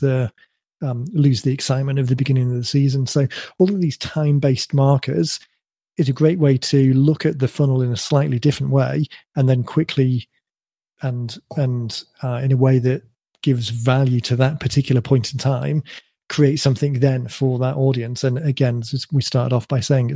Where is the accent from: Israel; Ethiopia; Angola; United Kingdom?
United Kingdom; my kind of UK credentials